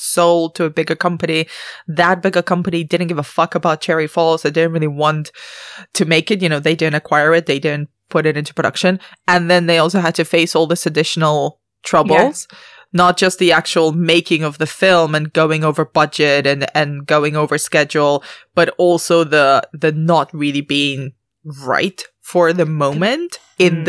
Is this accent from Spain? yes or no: yes; Spain; moved away; I grew up in Europe, so I grew up in mainland Spain